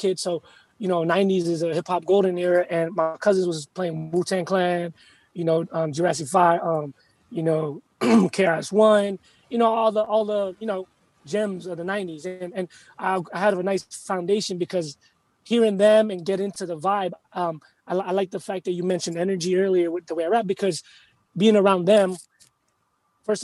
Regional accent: United States; also born or lived in Philippines; I'm Filipino, straight up. Yeah. I was born here, but my parents are straight up Filipino.

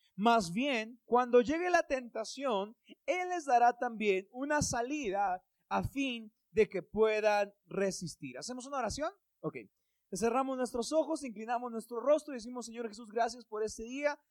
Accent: Mexico; En México tenemos muchos

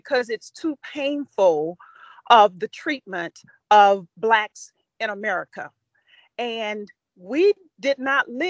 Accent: Louisiana, United States; I come from the South. I come from Louisiana.

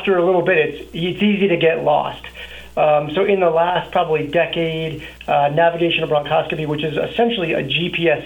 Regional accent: New Jersey, United States; moved away as an adult; also born or lived in Colorado Springs, Colorado / Denver, Colorado / Texas; now in Montrose, United States; Born and raised in New Jersey, got moved out to Colorado Springs for college

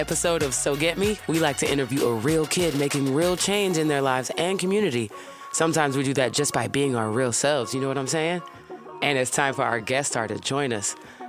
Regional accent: Oakland, California, United States; here at Zoo Labs in my hometown, Oakland

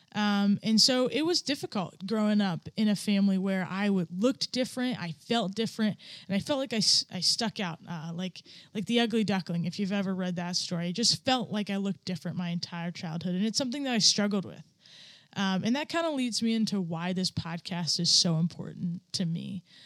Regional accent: upstate New York, United States; also born or lived in Bangkok, Thailand / Ohio / Utah / Virginia; I grew up my childhood here in upstate New York

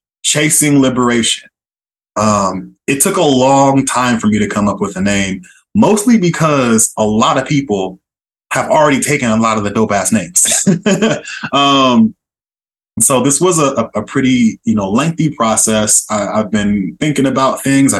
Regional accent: Oakland, California, United States; moved away as an adult; also born or lived in San Diego / Miami, Florida / Boston; now in Philadelphia, United States; born and raised in East Oakland, California, shout out Bay Area

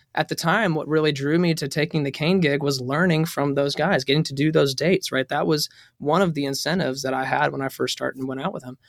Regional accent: High Point, North Carolina, United States; now in Nashville, United States; I'm actually from North Carolina

